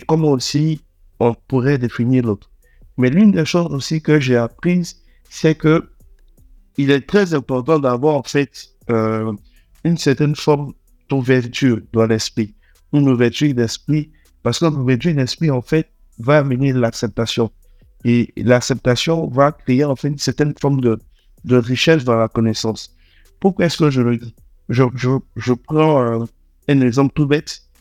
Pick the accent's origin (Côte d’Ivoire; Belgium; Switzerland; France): Côte d’Ivoire; Abidjan; also born or lived in Togo / Lomé; je suis togolais. Je suis né à Abidjan. J'ai toujours vécu à Abidjan